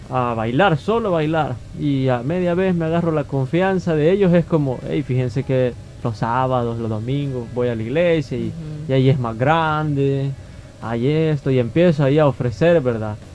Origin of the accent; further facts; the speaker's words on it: Soyapango, San Salvador, El Salvador; yo he nacido y crecido en Soyapango, entonces el ministerio nace acá en Soyapango